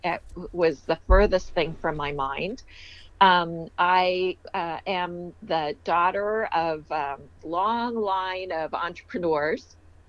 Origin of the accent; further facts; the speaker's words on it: California, United States; accent: Maryland; didn't realize that I actually spoke English with a Maryland accent growing up in California until I was a little older when people kept saying, "Where are you from?" It's like, "I'm from here."